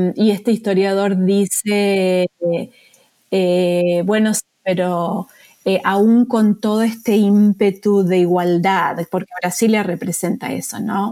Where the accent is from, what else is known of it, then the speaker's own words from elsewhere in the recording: Argentina; moved away as an adult; now in United States; yo soy argentina, residente acá en Estados Unidos y me vine a hacer el doctorado